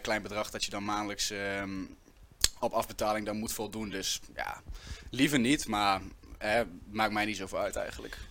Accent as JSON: {"language": "Dutch", "town": "Winterswijk", "region": "Gelderland", "country": "Netherlands", "moved": "as an adult", "lives_now": "Nijmegen, Netherlands", "said": "Ik kom oorspronkelijk uit, uh, uit Winterswijk. Ik woon nu 2,5 jaar in Nijmegen"}